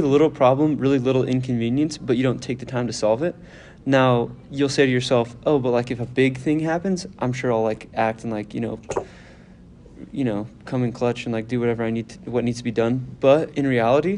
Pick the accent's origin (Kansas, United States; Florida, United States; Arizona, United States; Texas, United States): Texas, United States; now in Utah, United States; I grew up in Texas